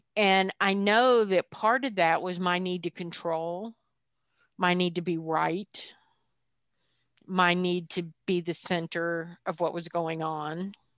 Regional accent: the South, United States; culturally, I come from the South

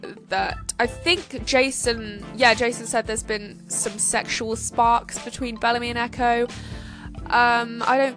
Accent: United Kingdom; I'm British

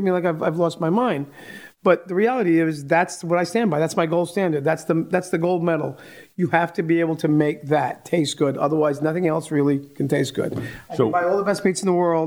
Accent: New York, United States; as a kid growing up in New York

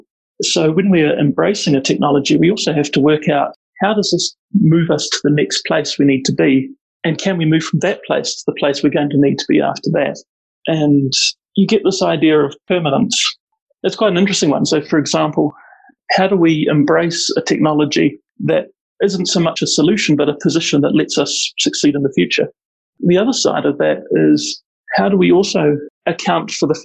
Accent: Auckland, New Zealand; born or raised there; moved away as an adult; now in Wellington, New Zealand

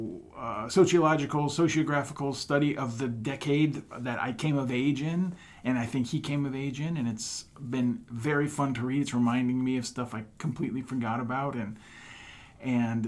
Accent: Houma, Louisiana, United States; moved away as an adult; also born or lived in Wisconsin; now in West Des Moines, United States; I was born and raised in South Louisiana, about 45 minutes southwest of New Orleans in a town called Houma.

